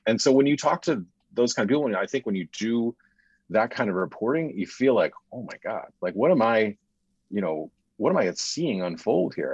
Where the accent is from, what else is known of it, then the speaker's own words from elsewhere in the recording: United States; I, as an American citizen